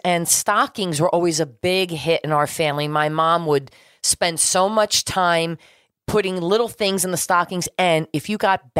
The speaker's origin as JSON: {"language": "English", "region": "New Jersey", "country": "United States", "tie": "born or raised there", "said": "Growing up on East Coast, there are similarities. But then you being from Buffalo and me, New Jersey"}